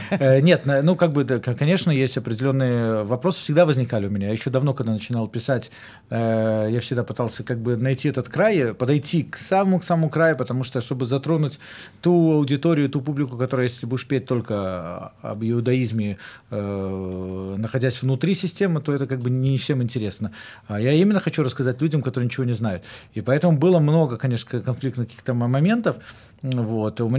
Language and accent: Russian; Belarus; даже это я сам с Беларуси